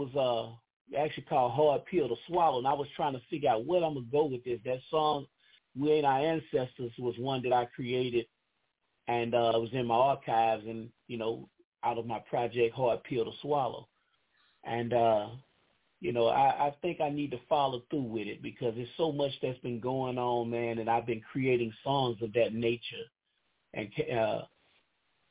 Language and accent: English; Baton Rouge, Louisiana, United States; now in Shreveport, United States; I'm from Baton Rouge, but I live in Shreveport.